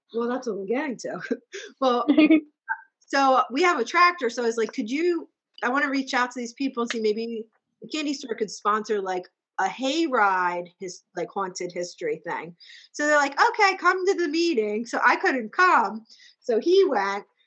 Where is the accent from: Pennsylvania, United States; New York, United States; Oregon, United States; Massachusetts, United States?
Pennsylvania, United States; Boyertown; also born or lived in Douglasville, Pennsylvania; we lived in Boyertown and then um, Douglasville